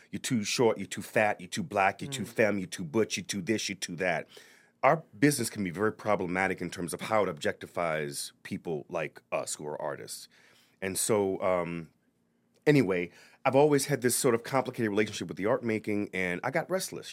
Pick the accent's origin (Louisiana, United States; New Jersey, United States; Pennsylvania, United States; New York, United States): Louisiana, United States; New Orleans; moved away as an adult; also born or lived in Notre Dame, Indiana; now in Providence, United States; i am from New Orleans originally, yeah. born and raised